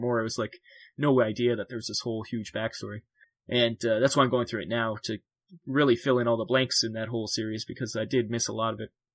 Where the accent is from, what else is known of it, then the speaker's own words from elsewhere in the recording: Canada; I'm from Canada